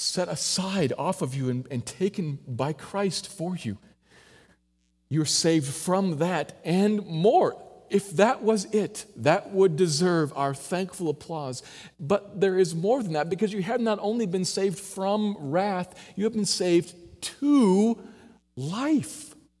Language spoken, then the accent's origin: English; United States; I'm an American